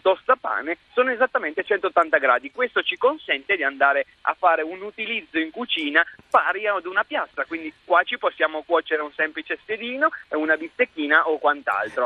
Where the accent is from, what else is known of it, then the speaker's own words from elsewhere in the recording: Langhe, Monferrato, Piedmont, Italy; dalle mie parti, quindi le Langhe, il Monferrato, c'è il tartufo e quindi da noi si usa tantissimo l'occhio di bue